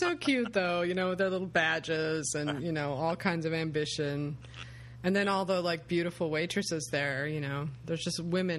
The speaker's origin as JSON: {"language": "English", "country": "United States", "said": "I'm an American."}